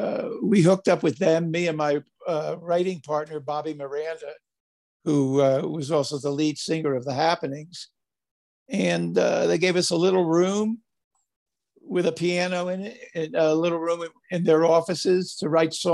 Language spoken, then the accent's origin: English; Paterson, New Jersey, United States; moved away as an adult; now in Southern California, United States; I grew up in Paterson, New Jersey